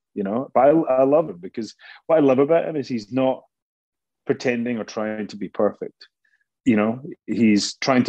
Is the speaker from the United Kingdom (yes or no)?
yes; Scotland, United Kingdom; moved away; I'm Scottish